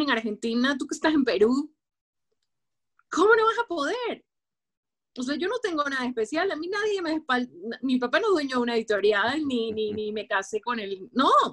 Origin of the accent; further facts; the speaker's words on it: Guayaquil, Guayas, Ecuador; una chica del sur de Guayaquil, de Guayaquil, Ecuador